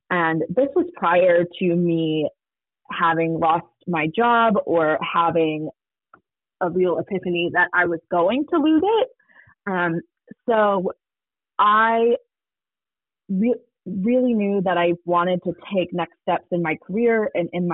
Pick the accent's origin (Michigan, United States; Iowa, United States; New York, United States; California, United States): Michigan, United States; Detroit; also born or lived in Charlotte, North Carolina; now in Atlanta, United States; I live in Atlanta, Georgia. I previously lived in Charlotte, North Carolina, through route of growing up in Detroit, Michigan.